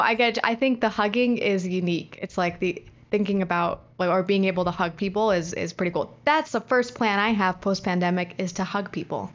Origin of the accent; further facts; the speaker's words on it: United States; as an American